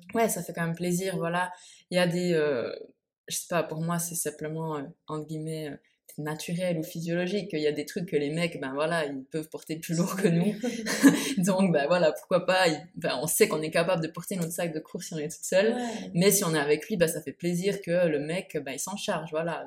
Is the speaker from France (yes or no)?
no; Switzerland; moved away as an adult; now in Bali, Indonesia; je suis suisse